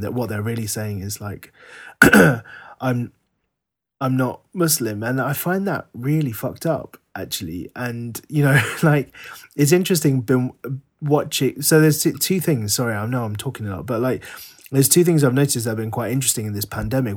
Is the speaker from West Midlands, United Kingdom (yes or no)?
no; London, United Kingdom; the Sri Lankan community in Northwest London where we were growing up